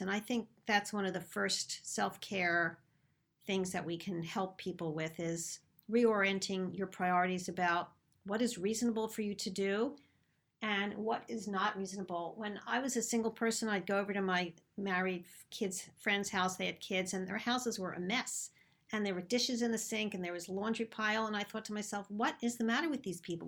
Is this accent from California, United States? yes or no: no; Philadelphia, Pennsylvania, United States; accent: Philadelphia; my silly Philadelphia accent.